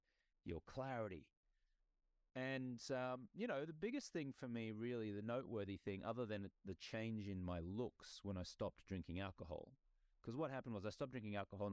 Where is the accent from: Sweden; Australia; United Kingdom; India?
Australia; moved away as an adult; now in United States; I grew up in Australia, my native country